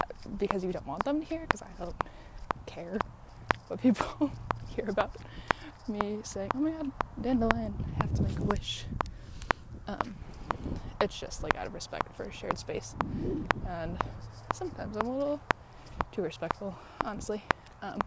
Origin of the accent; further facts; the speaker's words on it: Chicago, Illinois, United States; moved away as an adult; also born or lived in San Diego / New York / London; I was born in San Diego, but I grew up in Chicago, and I went to university in New York